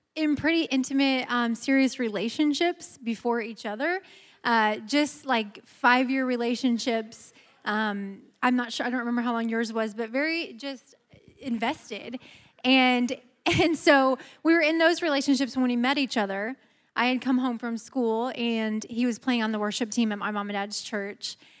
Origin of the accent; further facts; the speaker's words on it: Midwest, United States; moved away as an adult; now in Georgia, United States; we're from the Midwest, but we've lived in Georgia, thank you, for the last almost seven years